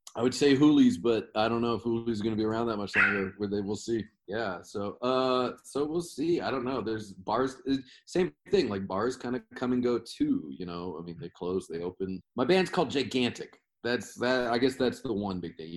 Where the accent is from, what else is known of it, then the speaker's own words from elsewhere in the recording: Washington, United States; I'm from Washington State